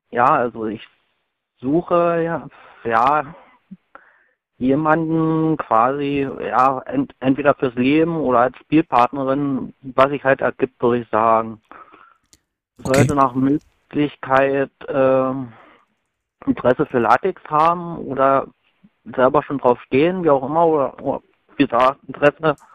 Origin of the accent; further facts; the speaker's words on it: Cottbus, Brandenburg, Germany; Das ist so circa 120, 100, 120 Kilometer südöstlich von Berlin.